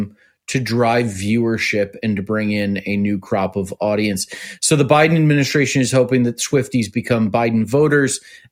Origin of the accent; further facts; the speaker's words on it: Cleveland, Ohio, United States; Cleveland, Ohio.